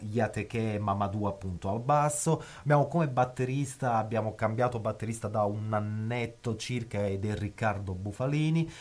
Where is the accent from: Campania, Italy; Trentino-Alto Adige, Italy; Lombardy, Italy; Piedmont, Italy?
Campania, Italy; Naples; now in Bologna, Italy; come napoletano